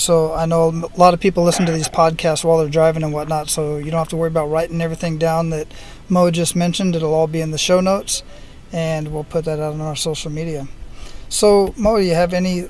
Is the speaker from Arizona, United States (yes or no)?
yes; Phoenix, Arizona, United States; because I'm from Phoenix